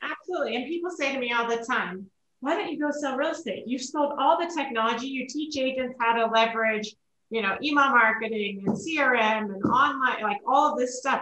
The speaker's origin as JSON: {"language": "English", "region": "Oregon", "country": "United States", "tie": "born or raised there", "moved": "as an adult", "lives_now": "Colorado, United States", "said": "I grew up in Oregon"}